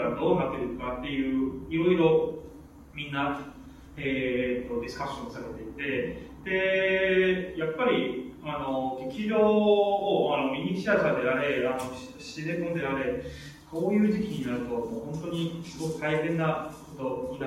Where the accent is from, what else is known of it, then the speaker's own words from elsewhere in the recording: Shanghai, China; Japanese is a second language; moved away as an adult; also born or lived in Osaka, Japan; now in Japan; 私、まあ、中国出身で